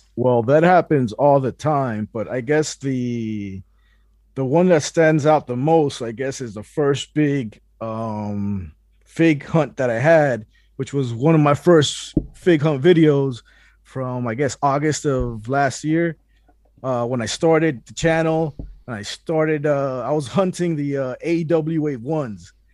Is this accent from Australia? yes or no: no; Puerto Rico; now in Miami, United States; I was born in Puerto Rico